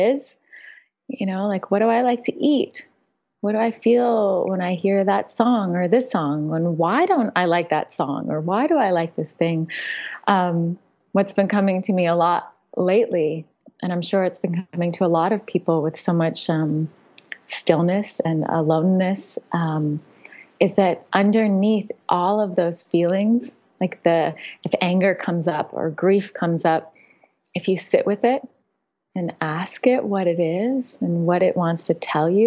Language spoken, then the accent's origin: English; Napa, California, United States; moved away; also born or lived in New York City, United States; I grew up in Napa, in the Napa Valley